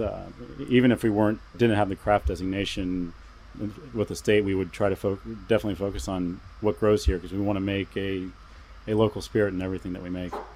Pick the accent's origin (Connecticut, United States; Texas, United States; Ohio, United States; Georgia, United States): Ohio, United States; Columbus; moved away as an adult; now in Vashon Island, United States; we're originally from Columbus, Ohio